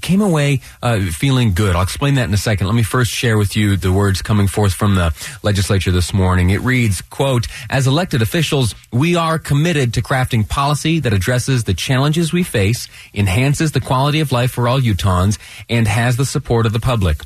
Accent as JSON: {"language": "English", "region": "Western New York", "country": "United States", "tie": "born or raised there", "moved": "yes", "lives_now": "Utah, United States", "said": "I did a good deal of my growing up in Western New York"}